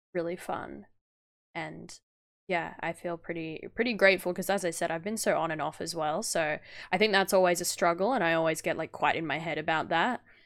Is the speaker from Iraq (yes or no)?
no; Australia; as an Australian